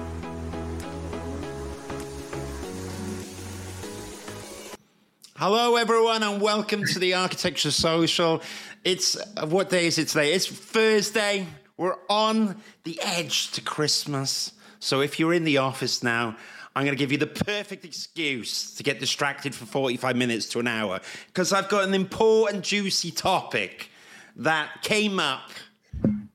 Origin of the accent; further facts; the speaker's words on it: Wales, United Kingdom; I, of course, being Welsh, wanted to study in Cardiff